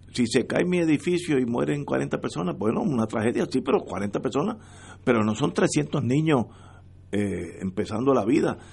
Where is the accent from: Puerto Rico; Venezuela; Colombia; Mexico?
Puerto Rico; Todos somos puertorriqueños